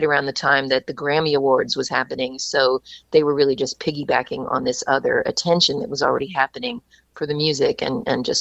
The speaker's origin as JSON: {"language": "English", "region": "Kentucky", "country": "United States", "tie": "born or raised there", "also_born_or_lived": "New York", "moved": "as an adult", "said": "I grew up in Kentucky and I had moved to New York to go to college at NYU"}